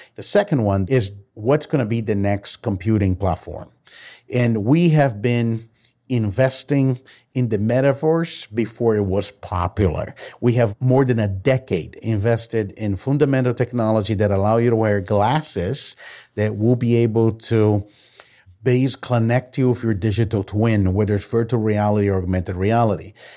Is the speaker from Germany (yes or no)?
no; Brazil; I've been born and raised in Brazil